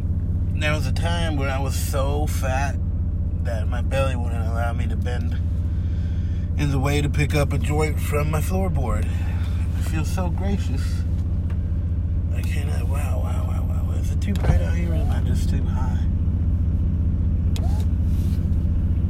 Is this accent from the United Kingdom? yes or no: no; United States; I was born here in the United States of America. Two immigrant family, immigrant parents. And I've been working here since I was 14 years old